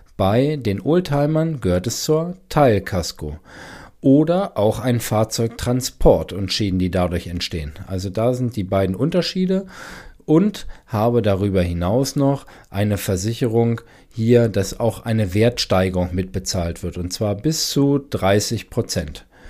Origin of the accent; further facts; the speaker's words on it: Germany; bei uns in Deutschland